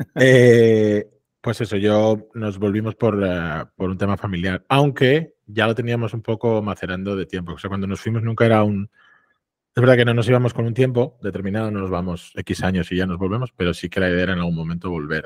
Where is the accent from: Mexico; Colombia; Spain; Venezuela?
Spain; Avilés, Asturias; moved away as an adult; estoy otra vez trabajando desde Avilés